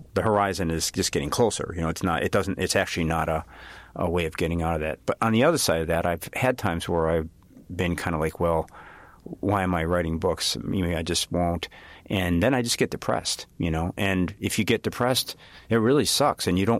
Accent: Chicago, Illinois, United States; I'm from Chicago, so I kind of know the grid

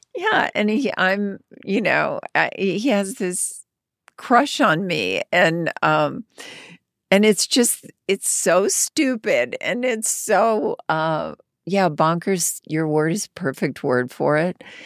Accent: Arkansas, United States; moved away as an adult; a young girl from Arkansas

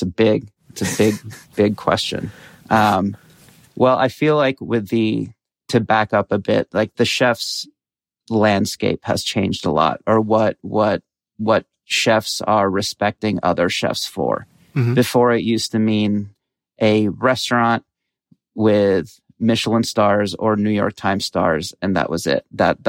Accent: Qatar; So my dad's Egyptian, my mom's Bolivian. I grew up in Qatar, in a Brazilian community there

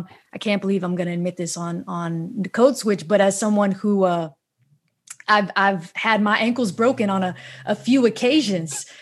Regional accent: New York City, New York, United States; I grew up in New York City public schools

